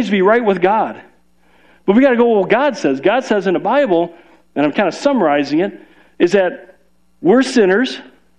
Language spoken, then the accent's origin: English; Chicago, Illinois, United States; moved away; We're from Chicago